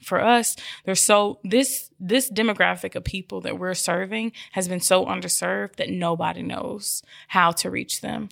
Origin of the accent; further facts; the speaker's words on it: Memphis, Tennessee, United States; moved away; I'm from Orange Mountain. And so I returned home five years ago